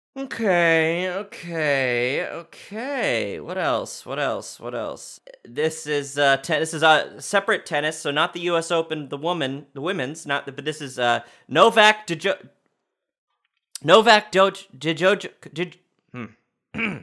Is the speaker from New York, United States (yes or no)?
yes; New York, United States; I was born in New York, raised in New York